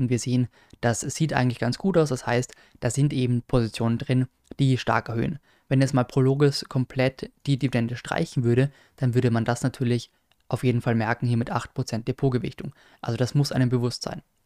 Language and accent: German; Austria; als Österreicher